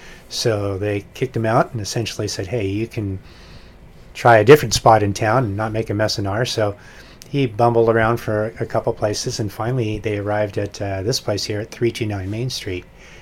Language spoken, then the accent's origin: English; Foster City, California, United States; I grew up in the Bay Area, a place called Foster City, which is just on the other side of Half Moon Bay.